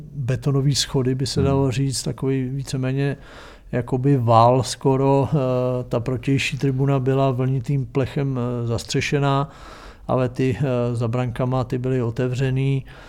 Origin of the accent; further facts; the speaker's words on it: Třeboň, South Bohemian Region, Czechia; also born or lived in Jindřichův Hradec; já jsem se narodil v Jindřichově Hradci, protože tam byla porodnice, jinak jsem v Třeboně. Vyrost jsem v Třeboni